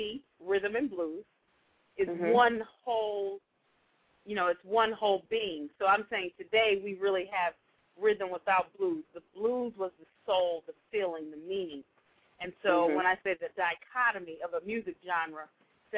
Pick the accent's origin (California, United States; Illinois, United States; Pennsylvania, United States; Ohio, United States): Illinois, United States; Chicago; I'm from Chicago